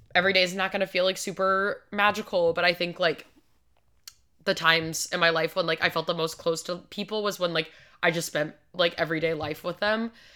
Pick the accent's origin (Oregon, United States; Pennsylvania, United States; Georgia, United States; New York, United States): Georgia, United States; I was born in Georgia